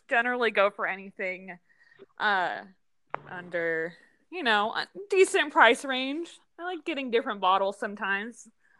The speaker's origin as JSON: {"language": "English", "town": "El Paso", "region": "Texas", "country": "United States", "moved": "as an adult", "lives_now": "Central Texas, United States", "said": "I'm from El Paso, Texas. I don't know. What else? I'm a female in my 20s."}